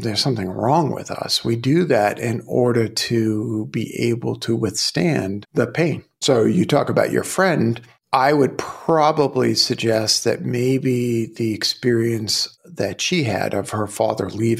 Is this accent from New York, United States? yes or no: yes; New York City, New York, United States; I grew up in Brooklyn